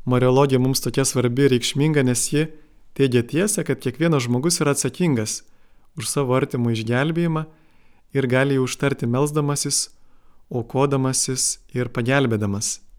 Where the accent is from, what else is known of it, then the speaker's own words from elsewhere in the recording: Lithuania; mes dar ilgai jaučiame kaip lietuviai tą nuoskaudą